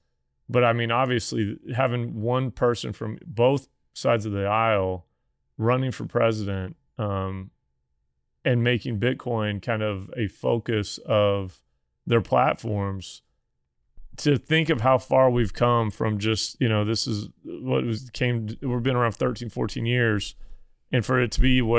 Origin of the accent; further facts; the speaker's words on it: Missouri, United States; Does Missouri have one? Missouri, my home state, do they have one yet?